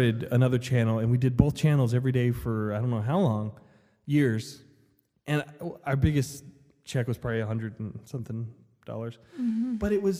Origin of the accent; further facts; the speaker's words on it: Las Vegas, Nevada, United States; now in Idaho, United States; I'm from Las Vegas, and fall's just different. And here in Idaho